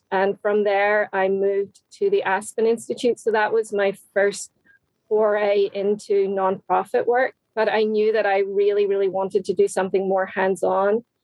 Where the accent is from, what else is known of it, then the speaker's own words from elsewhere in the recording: Northern Ireland, United Kingdom; moved away as an adult; now in United States; I'm originally from Northern Ireland